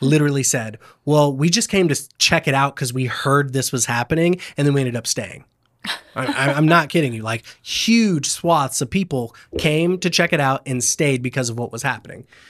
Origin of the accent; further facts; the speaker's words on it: Lakeland, Florida, United States; I grew up in Lakeland, Florida